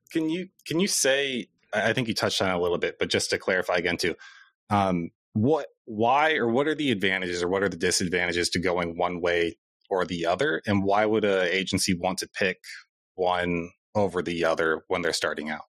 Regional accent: Cedar Falls, Iowa, United States; we're both from Cedar Falls

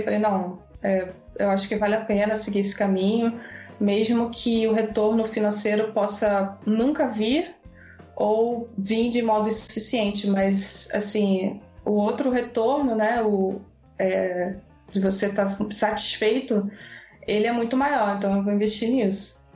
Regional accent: Maricá, Rio de Janeiro, Brazil; E eu sou do Rio de Janeiro, de Maricá, ou seja, eu moro assim no interiorzão, praia.

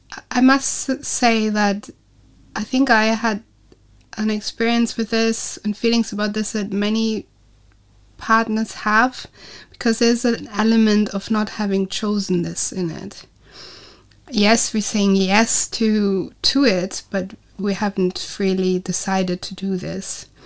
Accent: Osnabrück, Lower Saxony, Germany; moved away as an adult; now in Odense, Denmark; I'm originally from Germany, from a town called Osnabrück. Some people know it. It's about 100 kilometers south of Bremen, so still northern Germany.

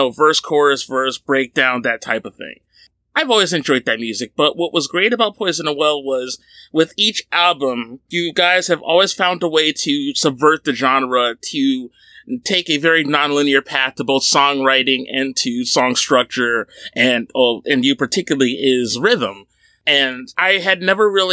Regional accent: New Jersey, United States; my home state of New Jersey

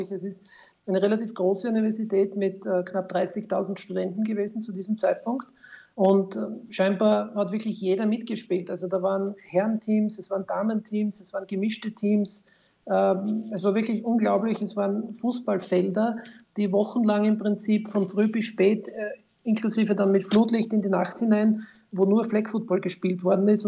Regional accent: Styria, Austria; allerdings keiner in der Steiermark, wo ich her bin

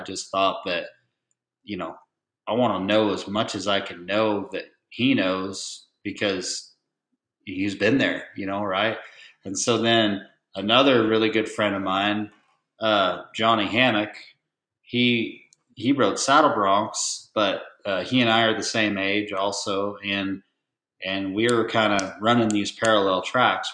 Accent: Oregon, United States; moved away as an adult; also born or lived in Portland, Oregon / Terrebonne, Oregon / Redmond, Oregon; now in Texas, United States; I was born in Portland, Oregon, and uh, both of my parents trained and showed cutting horses

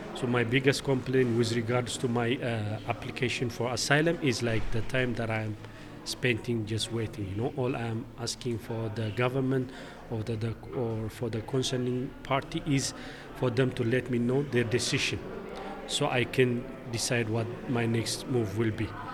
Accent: Tigray, Ethiopia; moved away as an adult; now in Switzerland; came from Tigray. my life back home was very nice.

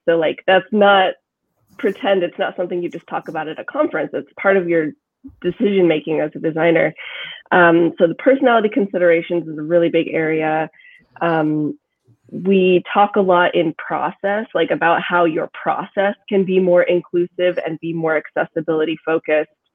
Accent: Kansas, United States; now in Brooklyn, United States; I'm from Kansas where people you talk and then you stop talking and then the other person starts talking. now I live in Brooklyn

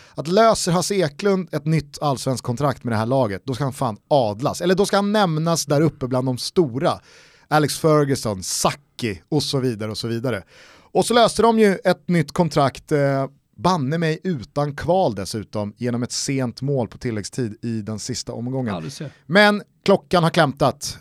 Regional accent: Stockholm, Stockholm County, Sweden; vi är väl också stockholmare i Stockholm

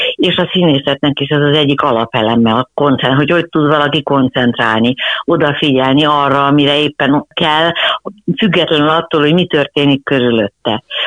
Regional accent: Budapest, Hungary; Abban az időben nem volt senkinek, lehet, hogy valakinek vidéken vagy falun előfordulhatott, hogy volt egy-egy lova, de itt Budapesten sportegyesületek voltak

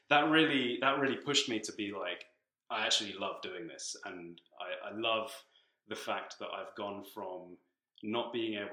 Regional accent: Tanzania; also born or lived in London, United Kingdom / South Africa / West Africa / New Zealand; now in Canada; So I was born in the UK. I was born in London, but I actually grew up in Tanzania in East Africa, um, and then I've lived in South Africa, West Africa, New Zealand, Australia.

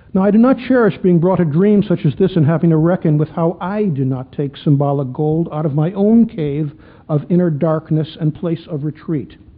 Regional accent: Chicago, Illinois, United States; When I was a kid growing up in Chicago

